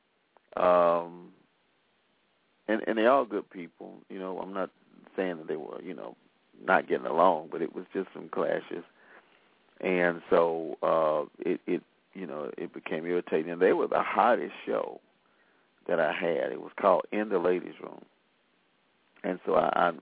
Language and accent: English; Selma, Alabama, United States; I've made it well known that I am from Selma, Alabama